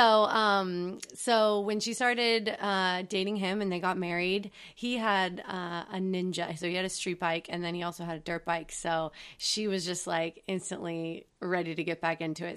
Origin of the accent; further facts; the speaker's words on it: Atascadero, California, United States; We grew up on the Central Coast in a small town called Atascadero.